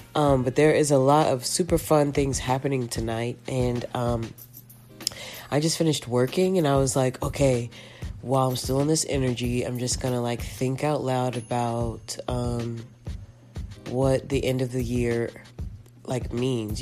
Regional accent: Dime Box, Round Rock, Texas, United States; growing up in dime box

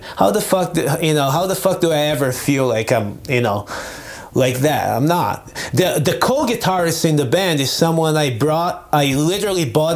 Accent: Brazil; English is a second language; moved away as an adult; also born or lived in Nebraska, United States / California, United States; now in United States; I grew up in Brazil

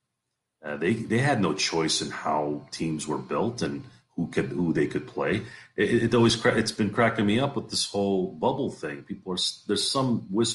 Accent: California, United States; also born or lived in Detroit, Michigan, United States; Moved to California when I was young

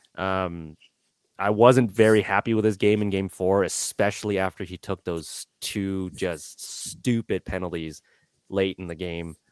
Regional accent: Calgary, Alberta, Canada; now in Edmonton, Canada; I grew up in Calgary

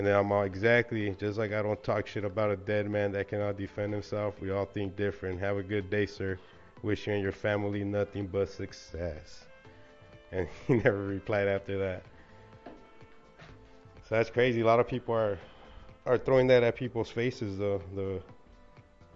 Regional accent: Southern California, United States; growing up in Southern Cali

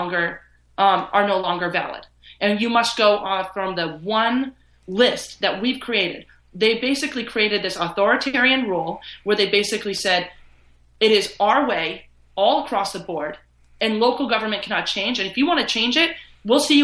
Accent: Vermont, United States; I grew up in Vermont

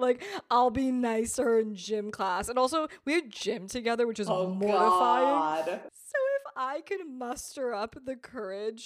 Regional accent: East Coast, United States; moved away as an adult; now in Los Angeles, United States; We're both from the East Coast and he's living in the same city I'm living

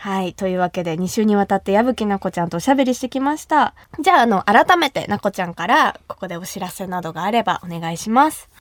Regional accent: Kumamoto, Japan; 私が生まれ育った熊本

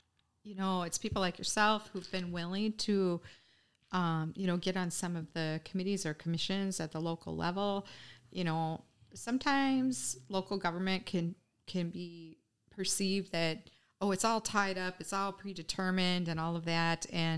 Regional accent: the South, United States; now in Oshkosh, United States; I'm not a native Wisconsin. I didn't grow up in Wisconsin. I moved here 25 years ago from the South.

